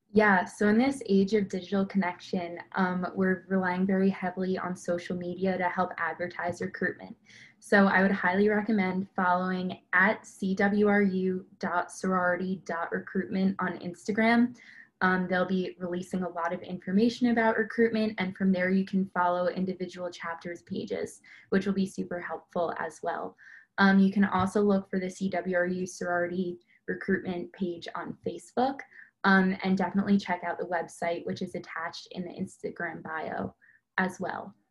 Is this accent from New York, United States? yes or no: yes; Roslyn, New York, United States; moved away as an adult; now in Cleveland, United States; I'm from Roslyn, New York, which is on Long Island, about 30 minutes outside New York City